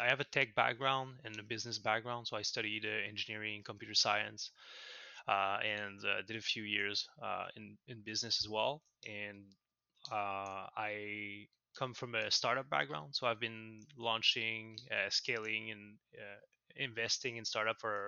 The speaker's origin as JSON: {"language": "English", "town": "Montreal", "region": "Quebec", "country": "Canada", "accent": "French-Canadian", "said": "I'm from Montreal, Canada, so in North America. So I'm a French-Canadian, if the accent gave it away"}